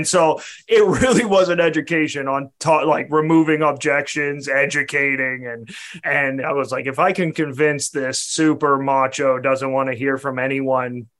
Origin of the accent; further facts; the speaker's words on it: Canada; I'm a Canadian